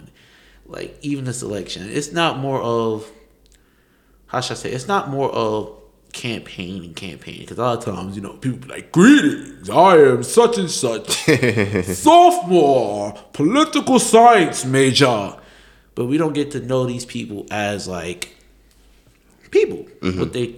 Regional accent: New York, United States; Yeah, I'm from New York.

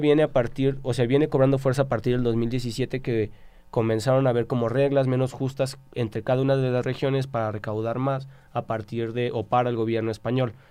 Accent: Mexico; todos somos mexicanos

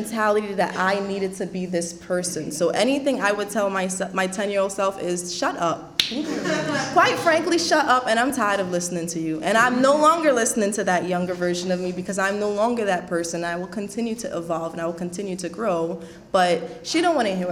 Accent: Trinidad & Tobago; moved away; I was a woman from Trinidad

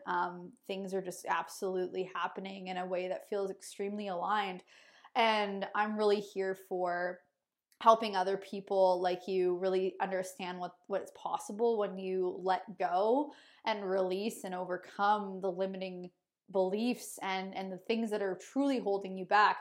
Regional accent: Sarnia, Ontario, Canada; moved away as an adult; now in Kelowna, Canada; I'm originally from Sarnia, Ontario. I live in Kelowna, British Columbia now

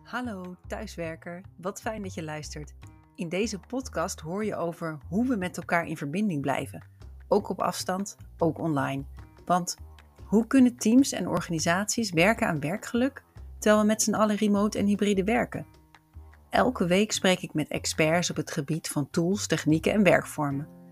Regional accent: Leiden, South Holland, Netherlands; ik kom zelf uit Leiden

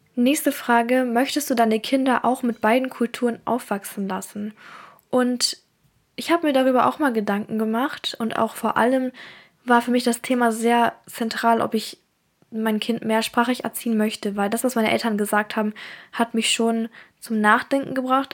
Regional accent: Germany; first language German; Ich bin auch in Deutschland geboren und deswegen ist auch Deutsch meine Muttersprache.

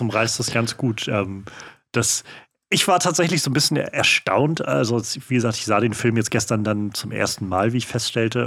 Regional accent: Mecklenburg-Vorpommern, Germany; ich bin auch in Mecklenburg aufgewachsen

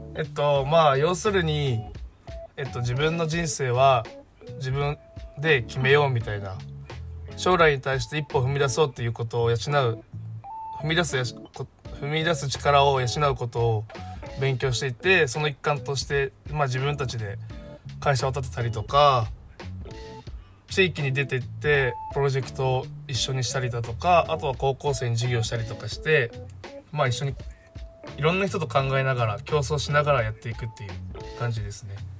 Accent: Fukuoka, Japan; 自分の出身は福岡で福岡の大学に通っていました

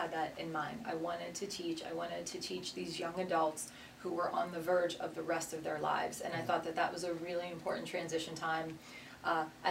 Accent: southwestern Pennsylvania, United States; Born and raised in southwestern Pennsylvania, about 45 minutes south of the city, and I actually live now with my family in the house that I grew up

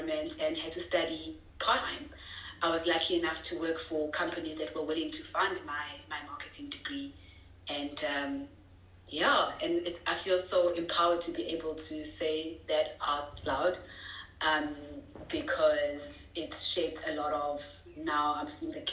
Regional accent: Vryheid, KwaZulu-Natal, South Africa; Come from a small town of called Freyheit in KwaZulu-Natal. I grew up there all my life.

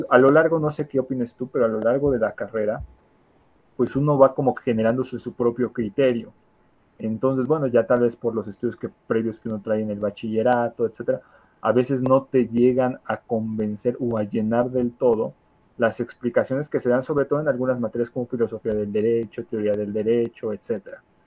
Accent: Mexico; nuestro país, en México

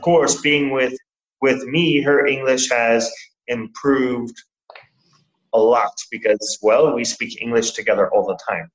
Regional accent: Portland, Oregon, United States; moved away as an adult; now in Surabaya, Indonesia; I am originally from America, uh, from Portland, Oregon

